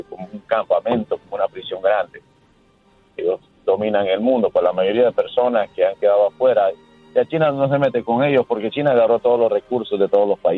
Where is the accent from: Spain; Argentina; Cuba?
Cuba; Havana; Yo soy de La Habana, Cuba.